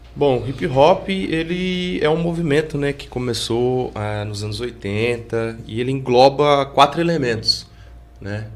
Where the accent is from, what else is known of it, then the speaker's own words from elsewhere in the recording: Pouso Alegre, Minas Gerais, Brazil; eu ficava muito ali no meu bairro, que eu cresci e nasci no Santo Antônio